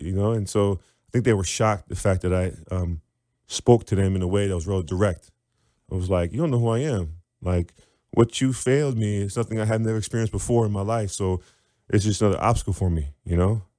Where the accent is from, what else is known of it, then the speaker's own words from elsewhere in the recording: Wilmette, Illinois, United States; also born or lived in Evanston; I'm from Illinois